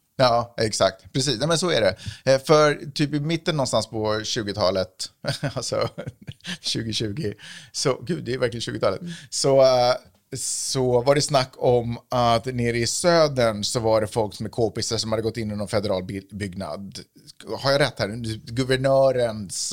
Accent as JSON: {"language": "Swedish", "country": "Sweden", "moved": "yes", "lives_now": "United States", "said": "när jag är hemma i Sverige"}